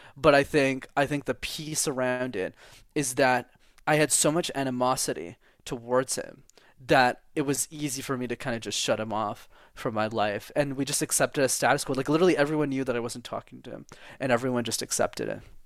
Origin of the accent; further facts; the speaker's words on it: Montreal, Quebec, Canada; English is a second language; I was born and raised in Montreal, Canada, at the Montreal Jewish Hospital, even if I'm not Jewish